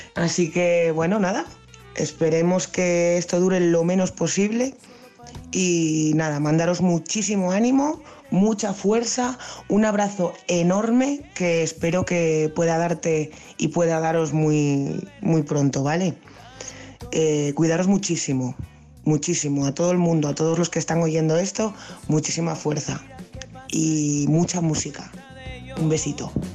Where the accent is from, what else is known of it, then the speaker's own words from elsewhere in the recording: Gijón, Asturias, Spain; moved away as an adult; now in Luanco, Spain; Yo, aunque soy de Gijón, ya hace unos años que vivo aquí en Luanco.